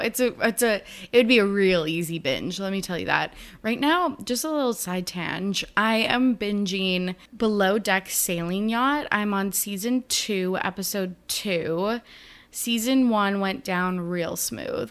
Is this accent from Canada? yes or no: yes; Canada; I am Canadian